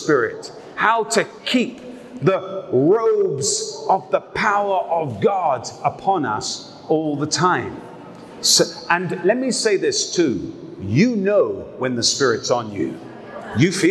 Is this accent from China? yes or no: no; United Kingdom; I'm a British guy.